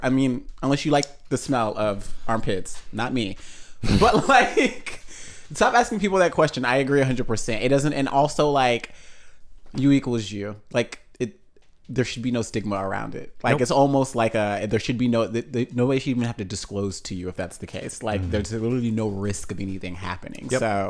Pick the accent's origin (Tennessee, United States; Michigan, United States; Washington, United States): Tennessee, United States; And I am from Tennessee.